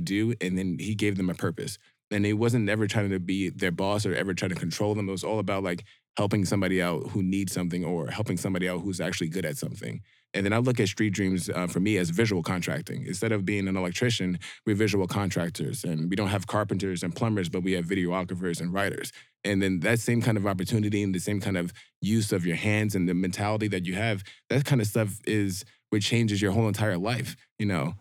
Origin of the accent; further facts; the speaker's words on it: New York, United States; being a black dude who's an electrician, born and raised in New York